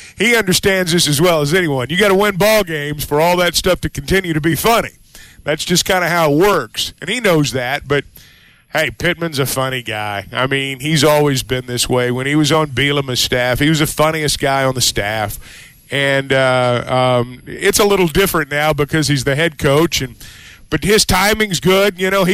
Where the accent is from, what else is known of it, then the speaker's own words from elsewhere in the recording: outside Fayetteville, Arkansas, United States; now in Fayetteville, United States; I grew up outside Fayetteville and moved here, you know, many, many years ago.